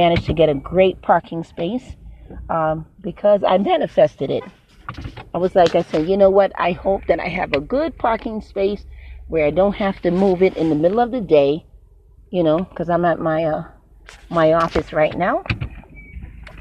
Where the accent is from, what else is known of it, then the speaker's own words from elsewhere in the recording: New York, United States; now in Florida, United States; I'm from New York